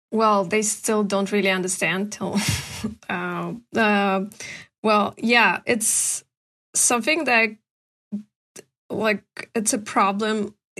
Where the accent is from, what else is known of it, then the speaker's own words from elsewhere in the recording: Karachay-Cherkessia, Russia; English is a second language; also born or lived in Portland, Oregon; I'm from Karachi, Circadian Republic. uh, from Ushuaia. It's a small town next to the capital of the republic.